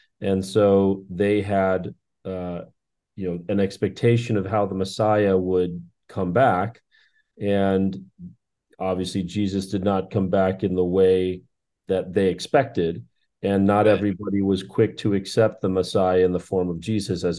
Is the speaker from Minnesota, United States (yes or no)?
yes; Minnesota, United States; moved away as an adult; now in Los Angeles, United States; Born and raised in Minnesota, I left there at the age of 27 to come to Los Angeles